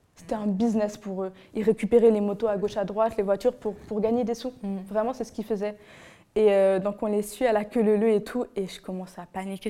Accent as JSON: {"language": "French", "country": "Benin", "tie": "born or raised there", "moved": "yes", "said": "j'étais encore mineure et je vivais encore au Bénin. Donc je suis béninoise"}